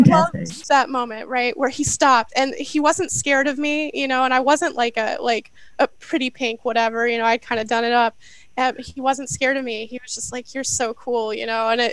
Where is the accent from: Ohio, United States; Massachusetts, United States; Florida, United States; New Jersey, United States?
Ohio, United States; moved away; also born or lived in New Orleans / New York; I did grow up in the middle of a cornfield in the middle of Ohio